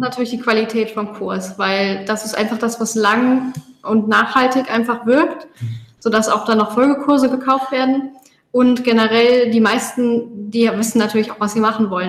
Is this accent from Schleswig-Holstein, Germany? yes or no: no; Koblenz, Rhineland-Palatinate, Germany; moved away as an adult; also born or lived in Westerwald; now in Gozo, Malta; ursprünglich kommen wir aus Deutschland. Ähm, ich aus der Ecke Koblenz